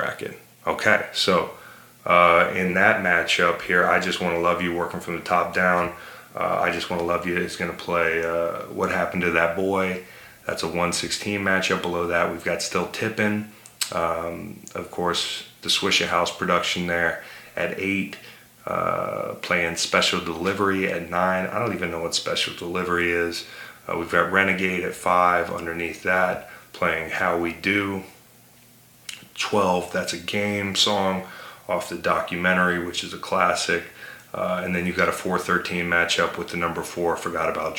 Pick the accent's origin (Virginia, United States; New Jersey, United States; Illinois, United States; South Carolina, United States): Virginia, United States; I'm from Virginia